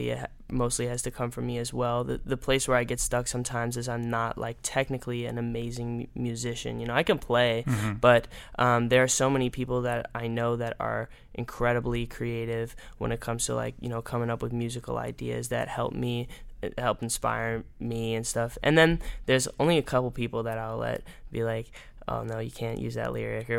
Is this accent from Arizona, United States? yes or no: yes; Arizona, United States; now in Los Angeles, United States; growing up in Arizona